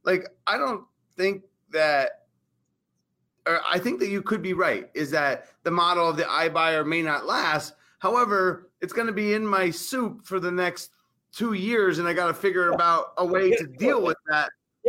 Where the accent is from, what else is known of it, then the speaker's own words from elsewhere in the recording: Arizona, United States; We're from Arizona.